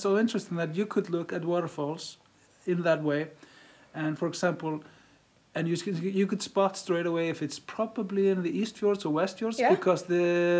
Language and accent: English; Denmark; first language Icelandic; English is a second language; now in Iceland; I was born in Denmark, for example, mm-hmm. and my parents are Icelandic. And before... To begin with, I spoke Icelandic because I was with them.